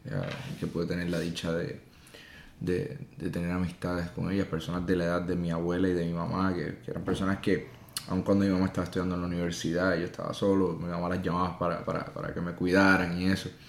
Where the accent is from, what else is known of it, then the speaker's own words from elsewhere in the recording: Puerto Rico; Yo crecí en el campo, en una casita pequeña